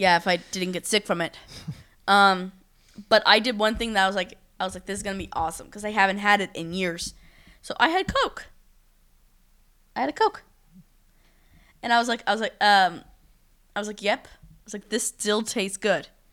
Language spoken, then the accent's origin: English; United States; I'm from America